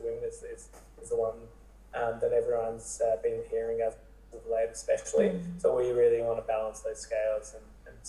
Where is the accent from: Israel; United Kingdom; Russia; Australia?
Australia; Sydney, New South Wales; Originally from Sydney, studied at Macquarie